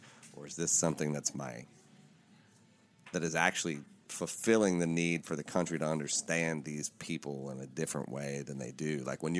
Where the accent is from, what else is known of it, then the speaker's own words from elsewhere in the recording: Appalachia, United States; moved away; I'm from Appalachia. So like I grew up around people that tell stories.